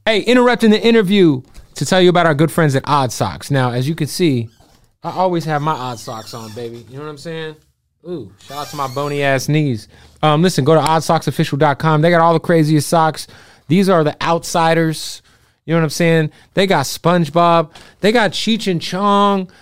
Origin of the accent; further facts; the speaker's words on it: Phoenix, Arizona, United States; I'm from Phoenix